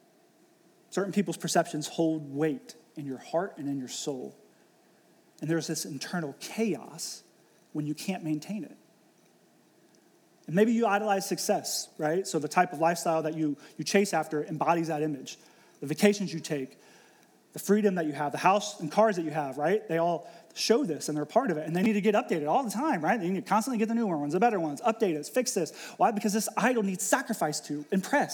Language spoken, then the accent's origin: English; Ohio, United States; moved away as an adult; also born or lived in Pittsburgh; I was born and raised in Ohio